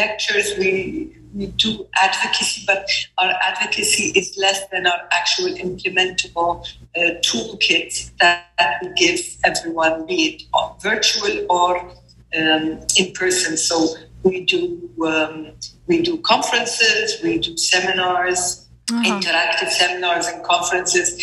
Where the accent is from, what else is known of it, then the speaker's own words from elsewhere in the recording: Kuwait; I am from Kuwait, and I'm a mother of four amazing girls.